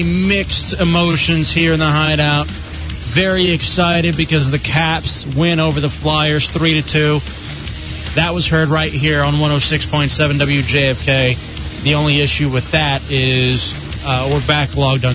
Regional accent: Texas, United States; My home state of Texas

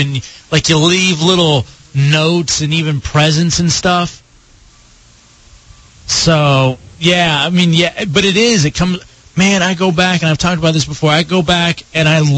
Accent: Dallas, Texas, United States; moved away; in Dallas as well, my hometown

